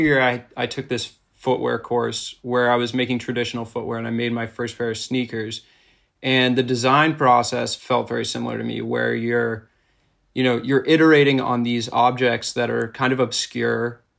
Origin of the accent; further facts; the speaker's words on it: suburbs outside of Boston, Massachusetts, United States; I grew up in Massachusetts, in the suburbs outside of Boston